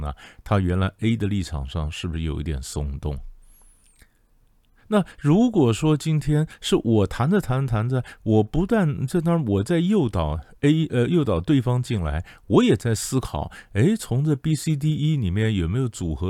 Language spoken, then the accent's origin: Chinese; China; 你说，你说我们中国人啊，我们这个谈判呢，其实不要讲中国人，整个东方人都这样的